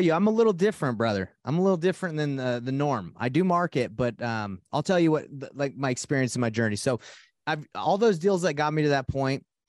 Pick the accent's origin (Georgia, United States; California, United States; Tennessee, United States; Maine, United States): Georgia, United States; Atlanta; now in Salt Lake City, United States; I'm from Salt Lake City, Utah. Um, 32 years old. Uh, and uh, I grew up in Atlanta, Georgia